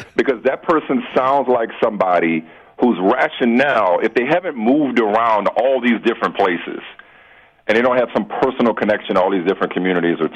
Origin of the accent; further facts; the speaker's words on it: Pennsylvania, United States; I'm a Penn State person because I'm from Pennsylvania